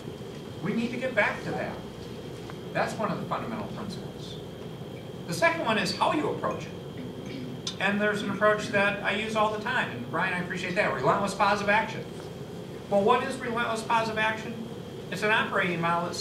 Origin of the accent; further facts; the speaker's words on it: Battle Creek, Michigan, United States; I grew up in Battle Creek